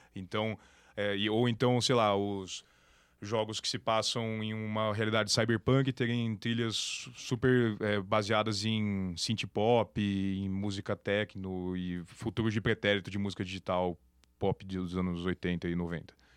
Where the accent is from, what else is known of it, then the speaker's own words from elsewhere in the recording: Campinas, São Paulo, Brazil; also born or lived in São Carlos; em Campinas, que é minha cidade natal